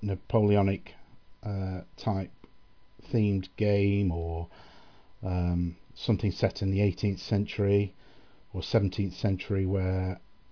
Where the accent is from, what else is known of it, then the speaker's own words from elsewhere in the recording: England, United Kingdom; as an Englishman